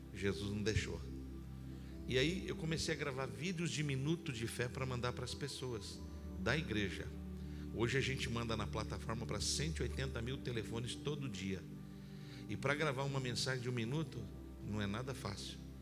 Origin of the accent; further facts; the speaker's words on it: Campinas, São Paulo, Brazil; Eu sou de Campinas, aqui do interior do estado